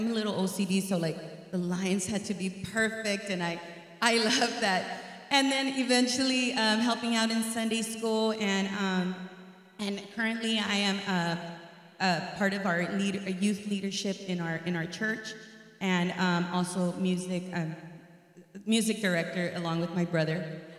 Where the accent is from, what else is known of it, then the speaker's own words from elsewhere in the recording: Houston, Texas, United States; also born or lived in Austin, Texas; I'm from Austin, Texas. I am a Houston native, though. I was born here.